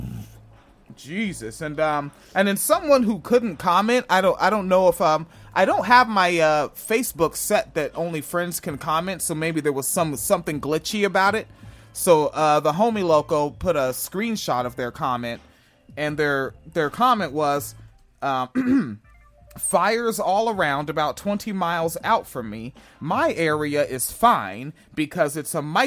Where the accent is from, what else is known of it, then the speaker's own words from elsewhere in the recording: Spanaway, Washington, United States; I grew up in Spanaway